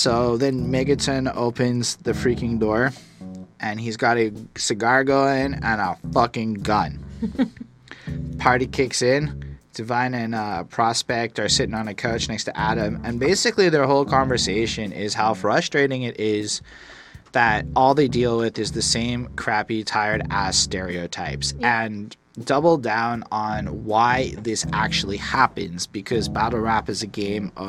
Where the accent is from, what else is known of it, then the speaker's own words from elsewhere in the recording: Montreal, Quebec, Canada; I'm from Montreal, where the hood is apartments